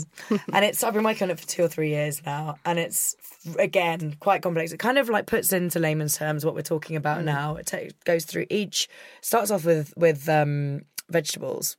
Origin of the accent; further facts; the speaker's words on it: Scotland, United Kingdom; I'm a Scot